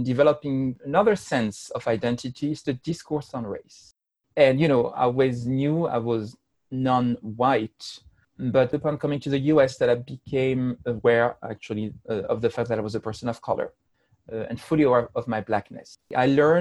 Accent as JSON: {"language": "English", "country": "France", "moved": "as an adult", "lives_now": "Massachusetts, United States", "said": "I am originally from France"}